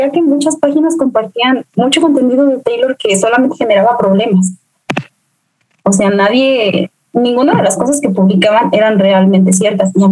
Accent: Guadalajara, Jalisco, Mexico; tengo 23 años, soy mercadóloga, soy de Guadalajara

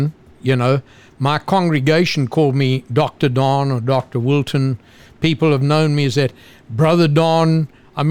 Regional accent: Zululand, KwaZulu-Natal, South Africa; moved away as an adult; now in United States; I was born in Zululand, which is the upper east coast bordering on Mozambique. So that's where I was born and raised.

